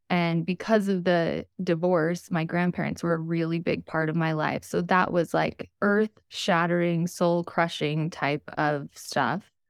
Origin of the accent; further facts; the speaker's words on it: Utah, United States; So, I was born and raised in Utah. I still live here today.